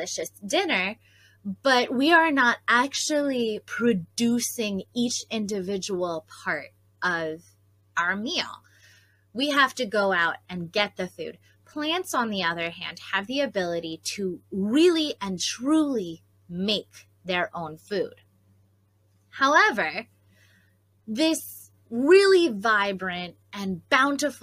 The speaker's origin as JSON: {"language": "English", "area": "Pocono Mountains", "region": "Pennsylvania", "country": "United States", "tie": "born or raised there", "said": "growing up in the Pocono Mountains, we actually had a fall foliage festival"}